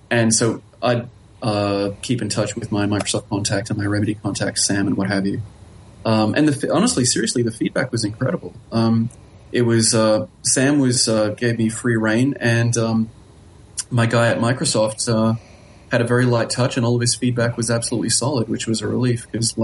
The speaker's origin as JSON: {"language": "English", "country": "Australia", "also_born_or_lived": "Helsinki", "moved": "yes", "said": "I'm from Australia"}